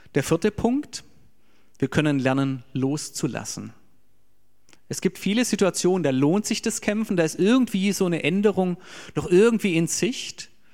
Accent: Germany; für uns als Deutsche

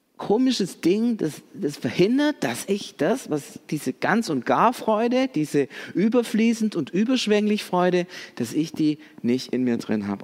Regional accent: Swabia, Baden-Württemberg, Germany; wir sind Deutsche oder sogar Schwaben

